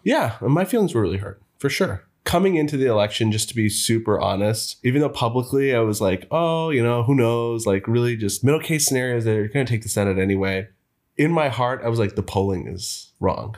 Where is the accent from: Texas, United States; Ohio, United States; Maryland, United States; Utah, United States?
Texas, United States; Most of my growing up in Texas